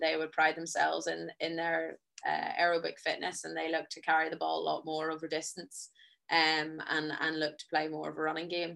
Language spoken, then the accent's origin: English; Ireland; as Irish people